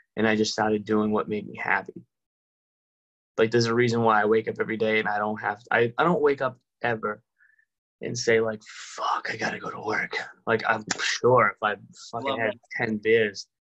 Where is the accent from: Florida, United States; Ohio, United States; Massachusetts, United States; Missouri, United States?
Massachusetts, United States; Somerville; where I grew up in Somerville